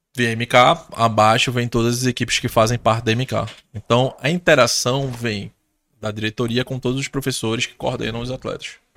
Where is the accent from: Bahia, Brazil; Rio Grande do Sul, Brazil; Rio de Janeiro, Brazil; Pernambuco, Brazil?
Pernambuco, Brazil; eu sou daqui de Pernambuco